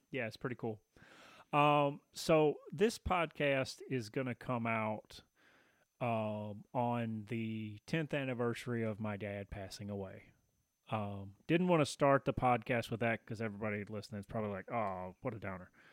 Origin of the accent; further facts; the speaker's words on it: Tennessee, United States; I grew up in Tennessee